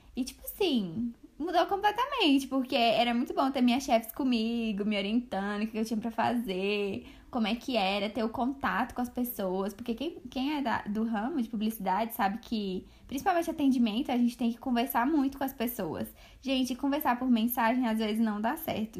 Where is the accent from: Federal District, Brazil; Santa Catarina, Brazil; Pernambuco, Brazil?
Federal District, Brazil; Brasília; a gente é de Brasília